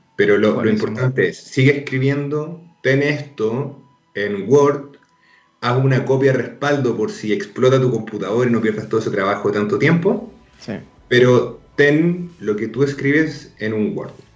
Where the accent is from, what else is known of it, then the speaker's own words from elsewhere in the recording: Arica, Arica y Parinacota, Chile; Yo crecí en Arica